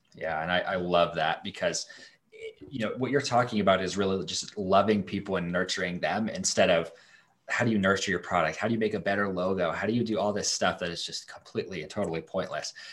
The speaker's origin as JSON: {"language": "English", "region": "Idaho", "country": "United States", "said": "I'm from Idaho. We're in Idaho right now"}